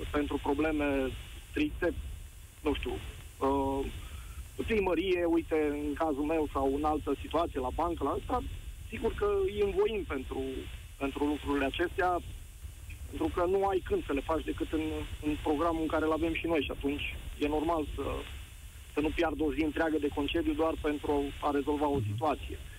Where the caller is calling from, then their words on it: Cluj-Napoca, Cluj County, Romania; Salut, Nicu, sunt din Cluj.